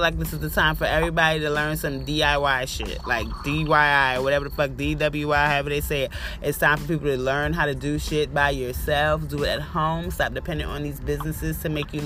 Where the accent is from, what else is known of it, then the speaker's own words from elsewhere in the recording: New York City, New York, United States; moved away as an adult; now in Augusta, United States; I'm from Brooklyn originally, but I live out here in Augusta now